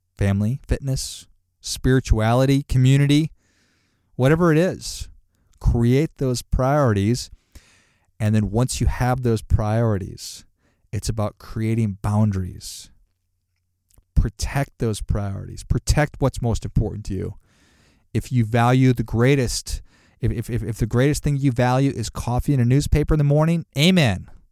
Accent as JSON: {"language": "English", "town": "Duluth", "region": "Minnesota", "country": "United States", "tie": "born or raised there", "also_born_or_lived": "Chicago", "moved": "yes", "said": "I grew up in Duluth, Minnesota"}